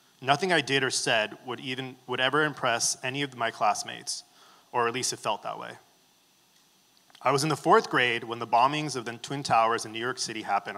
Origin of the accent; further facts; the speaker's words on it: Baghdad, Baghdad Governorate, Iraq; moved away; I was born in Baghdad, Iraq